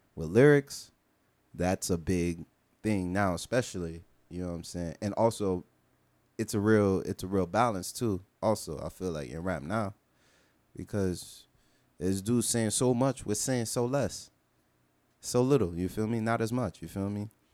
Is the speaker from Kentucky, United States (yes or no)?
no; Miami, Florida, United States; I'm from Miami